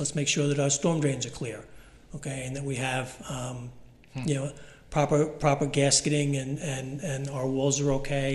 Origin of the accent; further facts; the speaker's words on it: South Shore of Long Island, New York, United States; growing up on the South Shore of Long Island